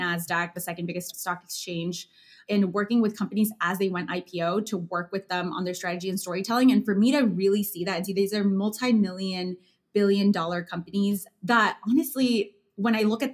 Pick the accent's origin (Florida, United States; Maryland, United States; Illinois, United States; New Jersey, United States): Illinois, United States; Chicago; moved away as an adult; also born or lived in New York; now in Chicago, United States; I come from a neighborhood from Chicago, a working class Latino neighborhood on the northwest side called Hermosa, where I'm surrounded by entrepreneurs